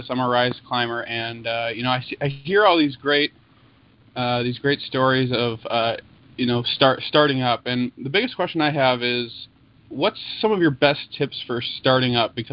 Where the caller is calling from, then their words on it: Wenatchee, Washington, United States; I'm from Wenatchee, Washington.